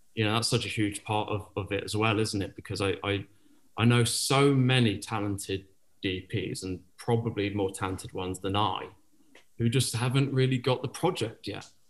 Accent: Penzance, South West England, United Kingdom; moved away as an adult; also born or lived in New York; I grew up in Penzance, Cornwall, and not a lot of filmmakers come out there

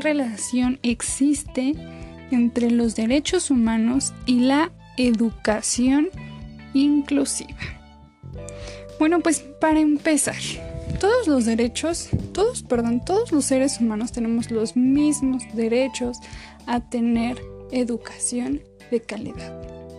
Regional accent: Mexico

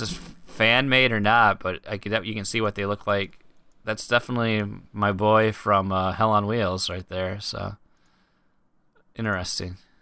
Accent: United States; I'm an American

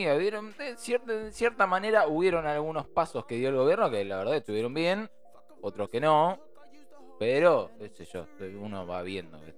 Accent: Buenos Aires, Argentina; Soy porteño

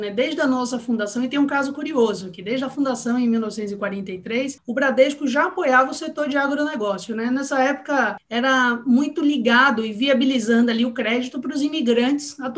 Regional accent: Salvador, Bahia, Brazil; eu sou baiana, né? Tipo, sou soteropolitana, sou de Salvador, mas minha família é toda do interior da Bahia

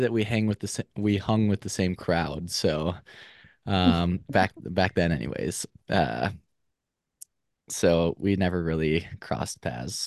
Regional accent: Minnesota, United States; moved away as an adult; also born or lived in Eau Claire, Wisconsin; now in Madison, United States; was born and raised in Minnesota

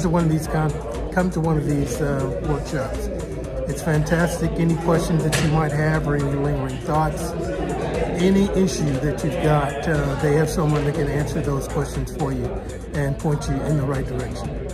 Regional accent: Plano, Texas, United States; from Plano, Texas.

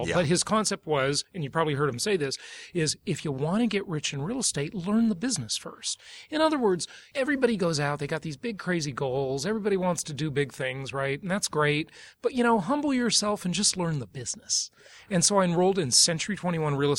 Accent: Los Angeles, California, United States; I grew up poor in West Los Angeles area, California

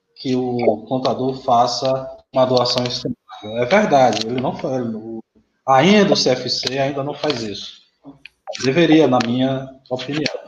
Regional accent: Northeast Region, Brazil; nós somos nordestinos, pelo menos eu e doutor Caio

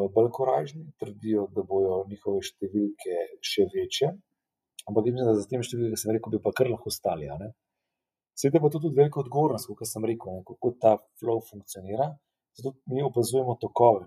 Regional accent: Slovenia

